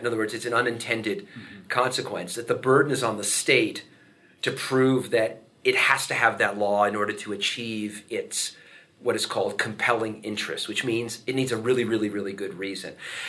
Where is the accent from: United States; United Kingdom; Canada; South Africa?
United States; Las Vegas, Nevada; now in Waco, United States; I grew up in Las Vegas, Nevada